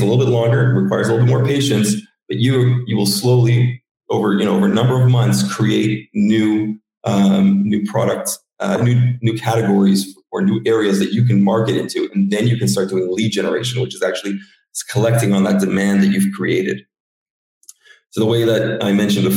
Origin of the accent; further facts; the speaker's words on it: Canada; I grew up in Canada